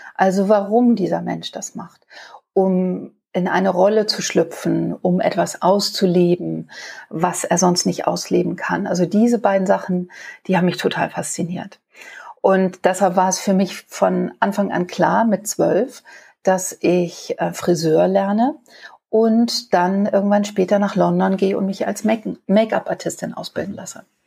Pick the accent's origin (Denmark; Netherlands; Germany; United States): Germany; Hamburg; Also mein Vater hat ein Kabarett äh, für Travestie bei uns in Hamburg auf der Reeperbahn. Und da bin ich als kleines Mädchen aufgewachsen